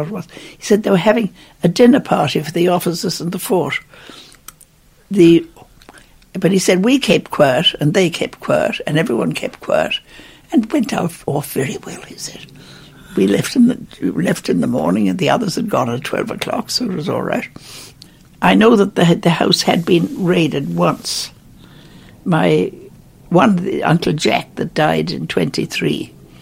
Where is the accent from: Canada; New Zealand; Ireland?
Ireland; Ballymaloe, Munster; I came from Ballymaloe